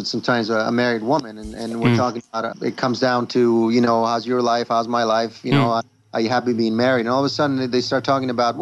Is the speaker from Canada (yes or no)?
no; Rome, Lazio, Italy; moved away; I'm a guy from Italy, born and raised in Rome.